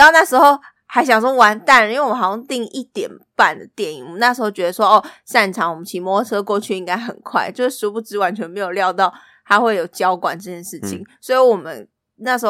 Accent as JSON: {"language": "Chinese", "region": "Taipei", "country": "Taiwan", "said": "因为我们没有去过一零一跨年，你知道，身为台北人，但是没有真真切切去过那个地方跨年。"}